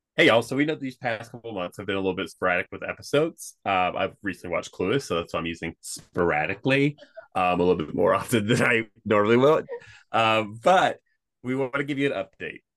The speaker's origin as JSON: {"language": "English", "region": "Kentucky", "country": "United States", "tie": "born or raised there", "said": "growing up in Kentucky"}